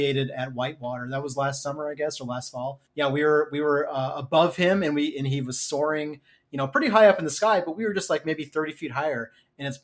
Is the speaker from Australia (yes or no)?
no; Missouri, United States; now in Minnesota, United States; my home state, Missouri